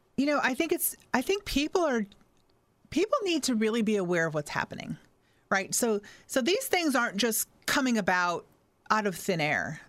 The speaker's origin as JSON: {"language": "English", "country": "United States", "tie": "born or raised there", "said": "I was born in America and I'm American"}